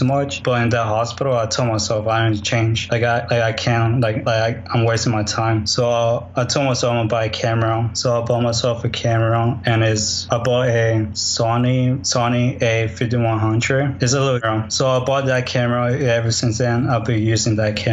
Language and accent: English; Houston, Texas, United States; I'm from Houston, Texas, and I'm a photographer